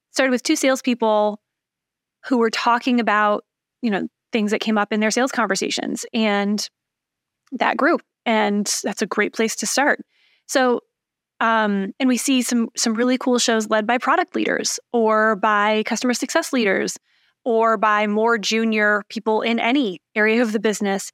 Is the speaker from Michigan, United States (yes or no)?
yes; Lansing, Michigan, United States; accent: Michigan; also born or lived in Chicago; now in Indianapolis, United States; I'm from Michigan, um, the mitten shaped motherland, as I like to call it